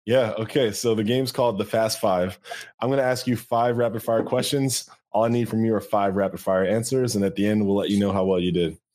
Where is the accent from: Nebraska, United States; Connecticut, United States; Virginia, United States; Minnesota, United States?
Connecticut, United States; I'm from Connecticut.